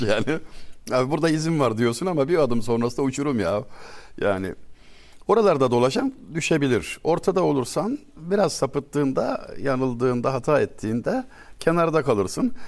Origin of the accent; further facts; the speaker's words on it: Turkey; Biz asil Türkler